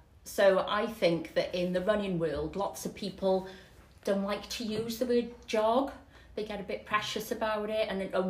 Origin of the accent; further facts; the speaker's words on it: Barry, Wales, United Kingdom; Barry born, Barry bred.